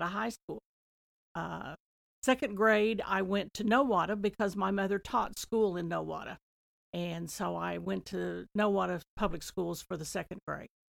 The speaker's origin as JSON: {"language": "English", "area": "Talala", "region": "Oklahoma", "country": "United States", "tie": "born or raised there", "also_born_or_lived": "Nowata, Oklahoma", "said": "I was born in Knowata, but I lived in Tlaloc for the first twenty years in the same house"}